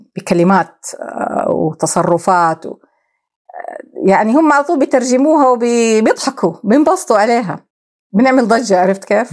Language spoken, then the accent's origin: Arabic; Saudi Arabia; احنا كدوله سعوديه